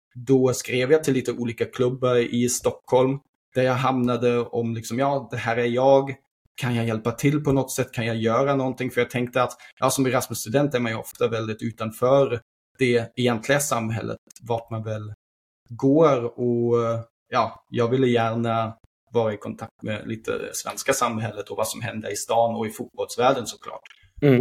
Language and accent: Swedish; Berlin, Germany; also born or lived in Sweden; now in Belgium; jag är född 1989 i Berlin. Och ja, det som händer sen när man växer upp som ung kille i Tyskland